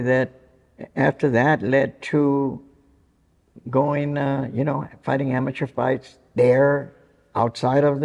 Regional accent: Santa Paula, California, United States; I grew up in Santa Paula, up in the Ventura County area

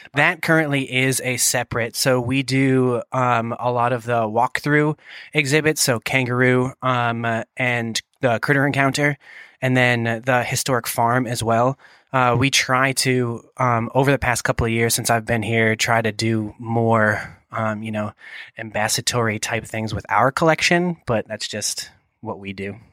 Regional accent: Boston, Massachusetts, United States; moved away; I'm from New England originally, the greater Boston area

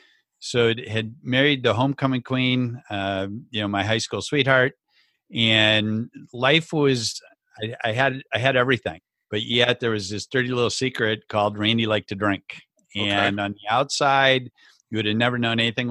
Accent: rural southwestern Minnesota, United States; also born or lived in Le Mars, Iowa; grew up in the great state of Minnesota.

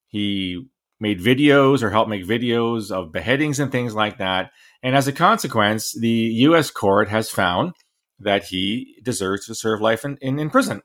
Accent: Canada; as a Canadian

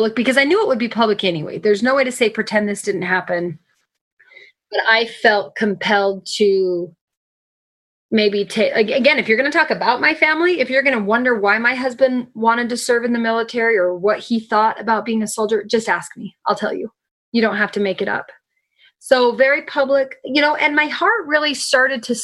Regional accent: United States; as an American citizen, as a resident here

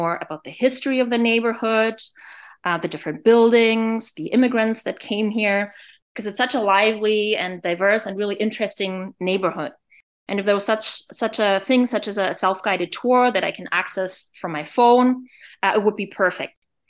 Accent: Bavaria, Germany; moved away as an adult; now in Montreal, Canada; As for my background, I'm actually originally from Bavaria in Germany, but I have lived and worked in Montreal for about 20 years

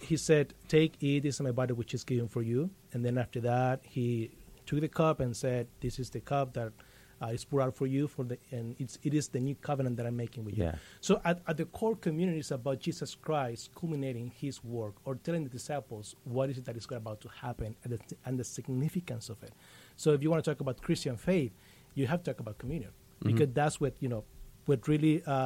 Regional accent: Mexico; English is a second language; moved away as an adult; now in Dallas, United States; So you're probably going to notice a little of an accent there. I'm from Mexico

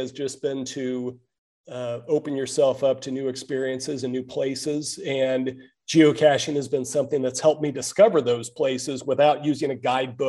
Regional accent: Kansas City, Missouri, United States; moved away as an adult; now in Seattle, United States; I grew up in the Kansas City area, and I moved here to Seattle about 8 years ago

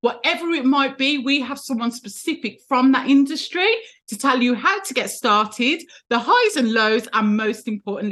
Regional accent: Birmingham, West Midlands, United Kingdom; Birmingham in the UK, my hometown

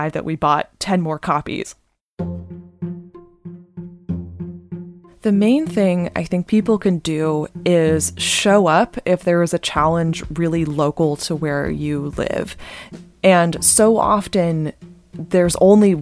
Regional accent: Bay Area, California, United States; I grew up in the Bay Area

